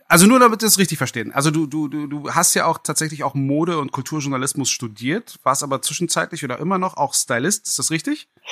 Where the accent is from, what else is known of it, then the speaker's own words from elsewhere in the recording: Berlin, Germany; ich bin auch ein gebürtiger Berliner